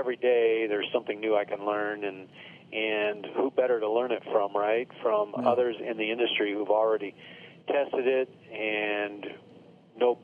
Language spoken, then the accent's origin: English; Sioux City, Iowa, United States; moved away as an adult; also born or lived in Des Moines, Iowa / Nebraska; now in Arizona, United States; I'm from Sioux City, Iowa, northwest part of the state.